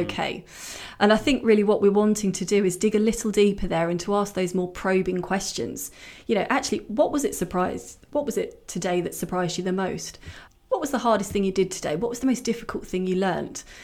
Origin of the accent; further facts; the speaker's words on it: Hertfordshire, East of England, United Kingdom; I grew up in Hertfordshire.